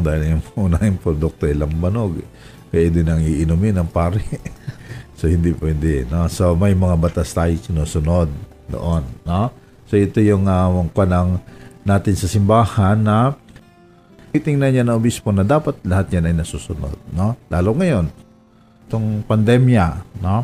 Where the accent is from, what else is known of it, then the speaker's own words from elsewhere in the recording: Romblon, Mimaropa, Philippines; moved away; Sa amin sa Romblon